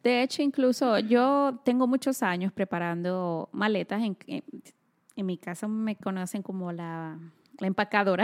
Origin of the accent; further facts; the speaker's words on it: Dominican Republic; moved away; nosotros que somos de República Dominicana